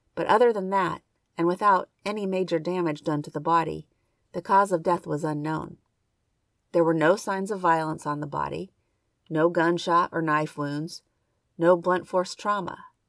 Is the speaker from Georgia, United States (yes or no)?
no; Indiana, United States; It's also my home state